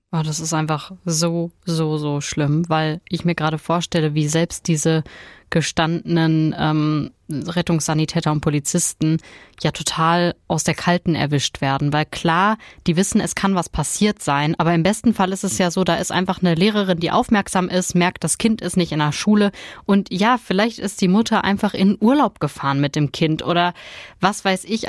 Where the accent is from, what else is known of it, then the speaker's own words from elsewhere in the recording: Ruhr area, North Rhine-Westphalia, Germany; Bei uns im Ruhrgebiet